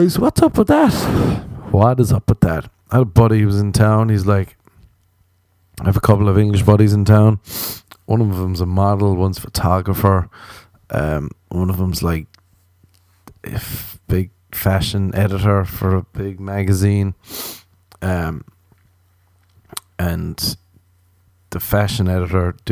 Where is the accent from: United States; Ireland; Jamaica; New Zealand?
Ireland; I'm an Irish man